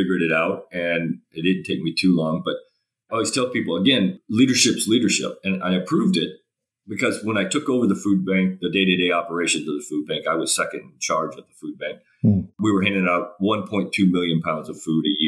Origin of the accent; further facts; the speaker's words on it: United States; I'm an American. I'm not Australian